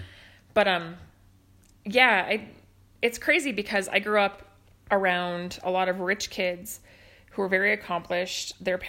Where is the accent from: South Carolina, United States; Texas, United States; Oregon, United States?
Oregon, United States; Lake Oswego; moved away; So I grew up in Lake Oswego, Oregon, which is a suburb of Portland. Mostly white people, maybe like two Asians and one black person, two on a crazy day.